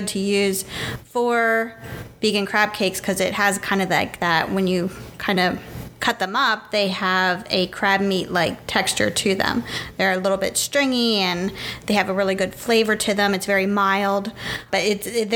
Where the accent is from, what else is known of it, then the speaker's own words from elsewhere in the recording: Pennsylvania, United States; We're from Pennsylvania